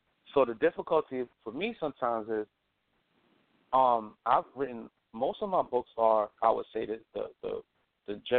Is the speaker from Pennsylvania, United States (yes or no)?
no; New York City, New York, United States; I grew up in Brooklyn